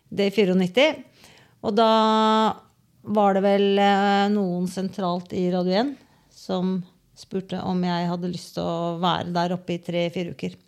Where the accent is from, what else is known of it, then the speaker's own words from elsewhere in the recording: Porsgrunn, Telemark, Norway; moved away; also born or lived in Bergen / Oslo; som lita jente så er jeg er fra Valmyrne og gikk på Tveten skole